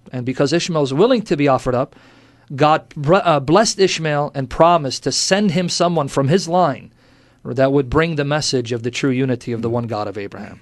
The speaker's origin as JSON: {"language": "English", "country": "United States", "tie": "born or raised there", "also_born_or_lived": "Kuwait / Iraq", "said": "I grew up in America"}